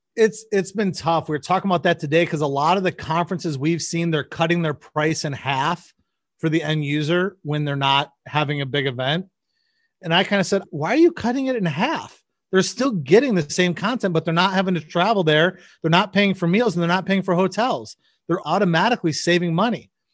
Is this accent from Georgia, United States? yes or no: no; Michigan, United States; moved away as an adult; also born or lived in Chicago; now in Nebraska, United States; I grew up in Michigan